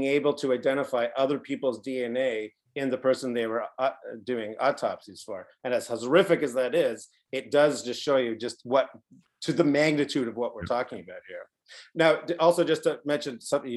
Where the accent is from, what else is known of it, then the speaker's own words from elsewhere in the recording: Canada; we're from Canada